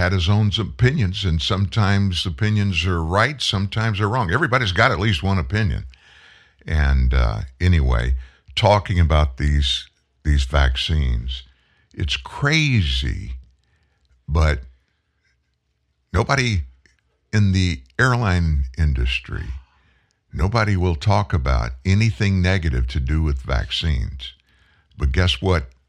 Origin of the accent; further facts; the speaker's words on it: Louisiana, United States; I'm from Louisiana.